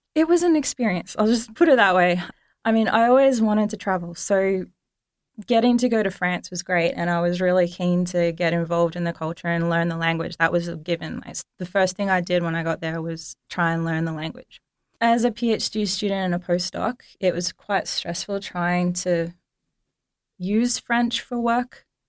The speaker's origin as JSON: {"language": "English", "country": "Australia", "said": "as an Australian student"}